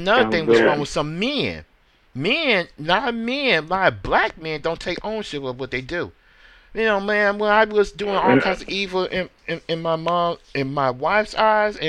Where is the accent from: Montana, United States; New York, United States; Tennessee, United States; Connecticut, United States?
Tennessee, United States; Memphis; Memphis, my hometown